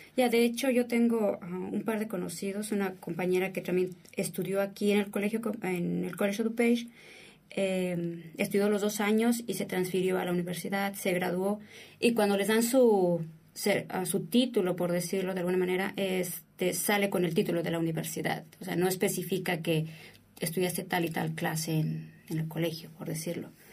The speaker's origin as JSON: {"language": "Spanish", "country": "Mexico", "moved": "as an adult", "lives_now": "United States", "said": "en México, por lo regular, asociamos la palabra colegio como una escuela particular"}